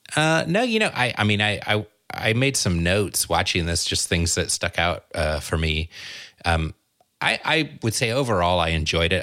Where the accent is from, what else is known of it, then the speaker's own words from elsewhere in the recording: Southern California, United States; I grew up in Southern California